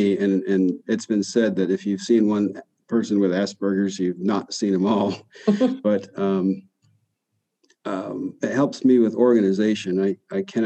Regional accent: Adirondacks, northern New York, United States; now in Tulsa, United States; I grew up in the smack in the middle of the largest tract protected east of the Mississippi. It's called Adirondack State Park in northern New York

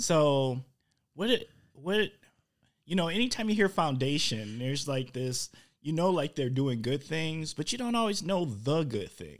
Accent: Milwaukee, Wisconsin, United States; now in Oshkosh, United States; I'm from Milwaukee

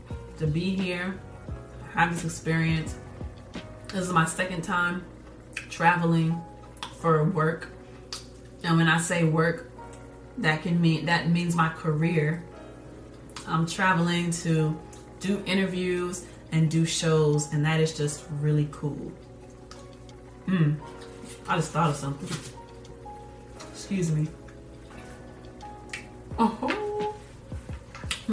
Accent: Atlanta, Georgia, United States; I'm from Atlanta

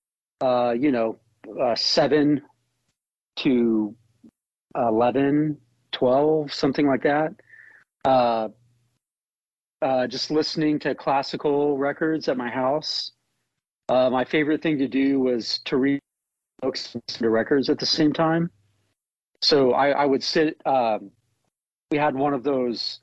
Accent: Tulsa, Oklahoma, United States; growing up in Tulsa, Oklahoma

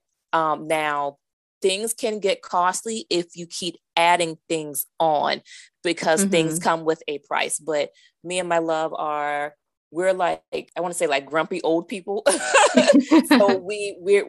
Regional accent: Charleston, South Carolina, United States; moved away as an adult; now in Baltimore County, United States; I'm originally from Charleston, South Carolina. I relocated to the Baltimore County area for work.

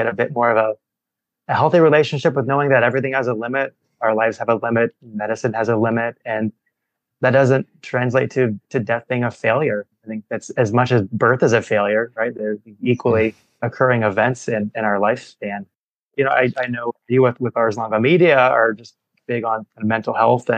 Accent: St. Louis, Missouri, United States; now in Chicago, United States; I grew up in St. Louis

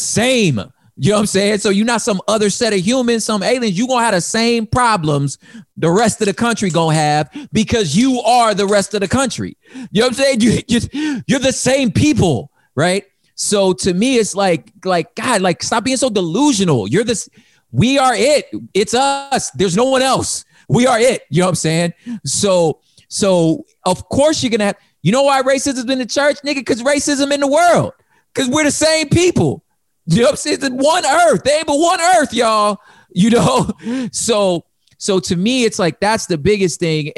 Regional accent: California, United States; I don't cease being a Californian. When I become a grab, I'm still a Californian.

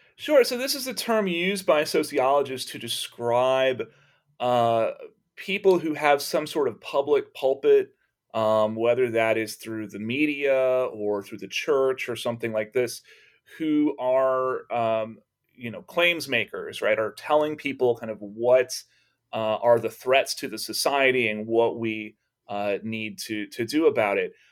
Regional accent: Texas, United States; growing up in Texas

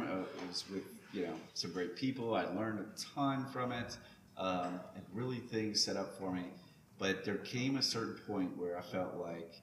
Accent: Lafayette, Louisiana, United States; moved away as an adult; now in Baton Rouge, United States; I'm from Lafayette

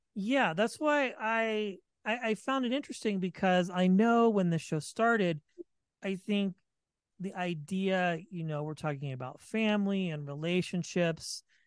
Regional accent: Vacaville, California, United States; I'm from the Bay Area too

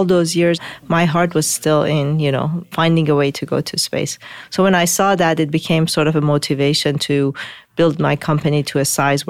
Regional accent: Tehran, Tehran Province, Iran; moved away; also born or lived in Mashhad, Iran; I was born in Mashhad, the second largest city, but then moved to Tehran and grew up in Tehran

